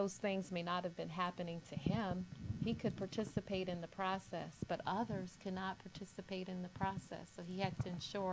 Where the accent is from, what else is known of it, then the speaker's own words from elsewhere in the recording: Kingstree, South Carolina, United States; I grew up in the South, originally from South Carolina, and my dad was actually involved in bringing Martin Luther King to my very small city of Kingstree, South Carolina.